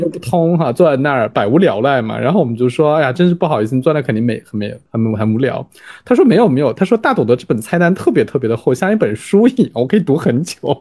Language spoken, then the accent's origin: Chinese; Jiangsu, China; also born or lived in Beijing; now in Shanghai, China; 我当时作为一个江苏人